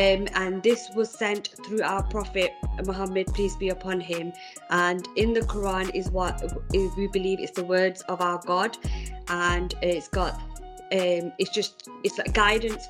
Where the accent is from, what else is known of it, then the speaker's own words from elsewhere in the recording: Manchester, North West England, United Kingdom; now in Birmingham, United Kingdom; I'm originally from Manchester, moved to Birmingham